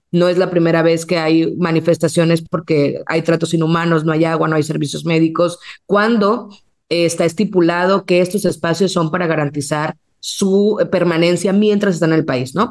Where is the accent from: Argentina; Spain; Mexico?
Mexico